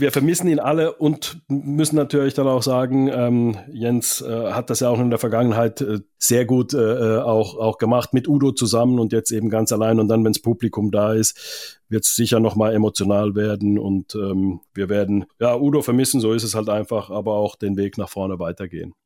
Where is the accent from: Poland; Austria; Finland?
Finland; now in Germany; Ich komme ja aus Finnland